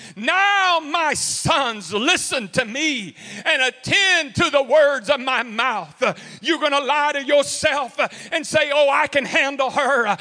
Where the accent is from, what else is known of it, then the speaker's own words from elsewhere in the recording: Houston, Texas, United States; also born or lived in Cleveland, Texas; growing up in Texas, I grew up, I was born and raised in Houston, lived in Cleveland.